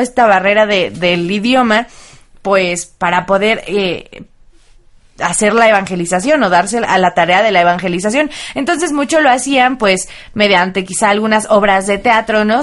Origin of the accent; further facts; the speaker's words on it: Mexico; nosotros como mexicanos